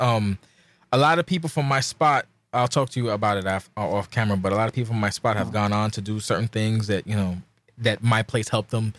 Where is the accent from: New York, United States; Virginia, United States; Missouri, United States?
New York, United States; I'm from New York